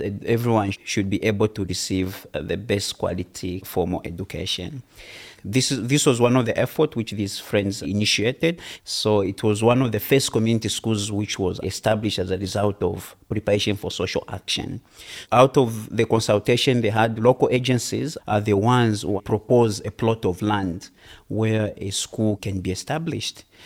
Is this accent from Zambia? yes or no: yes; Zambia; from Zambia.